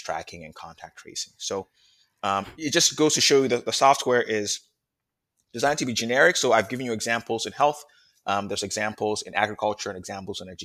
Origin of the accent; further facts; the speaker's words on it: Ghana; moved away; I was born in Ghana